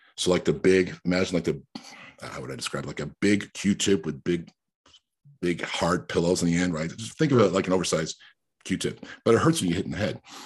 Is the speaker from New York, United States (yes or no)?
yes; New York, United States; English is a second language; I'm a New Yorker because I spent my formative years in New York